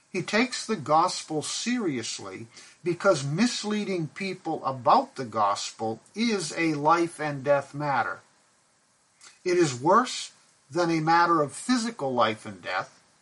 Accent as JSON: {"language": "English", "country": "Pakistan", "tie": "born or raised there", "said": "I remember growing up in Pakistan where my parents were missionaries."}